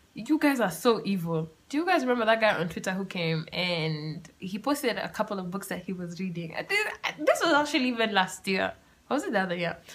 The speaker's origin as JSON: {"language": "English", "country": "Kenya", "said": "being Kenyan"}